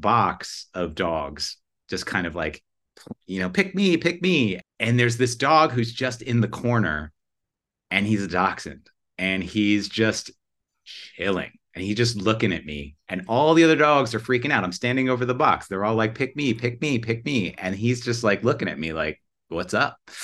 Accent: New York, United States; moved away as an adult; also born or lived in California; I'm from New York, but I lived out there for a little while

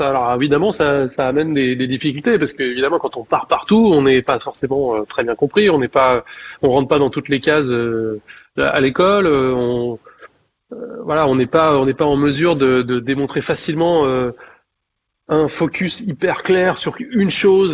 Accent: Clermont-Ferrand, Auvergne-Rhône-Alpes, France; je suis originaire de Clermont

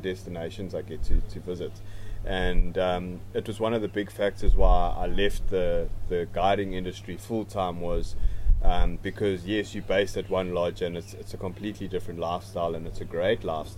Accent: South Africa; I grew up close to the Kruger National Park

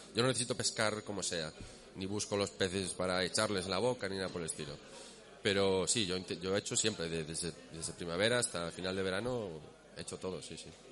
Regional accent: Vigo, Galicia, Spain; now in Asturias, Spain; yo soy de Vigo y, me fui a vivir a Asturias

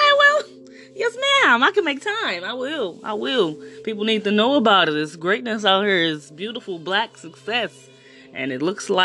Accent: East St. Louis, Illinois, United States; East St. Louis, Illinois.

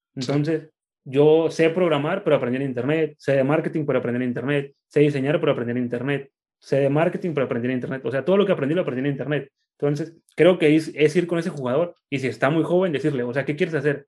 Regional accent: Tijuana, Baja California, Mexico; yo soy de Tijuana y aquí nací

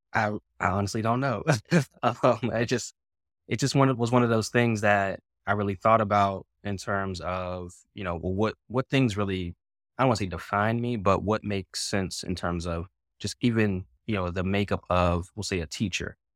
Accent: Pittsburgh, Pennsylvania, United States; moved away as an adult; also born or lived in Virginia / Washington, D.C.; moved away from my hometown of Pittsburgh, Pennsylvania.

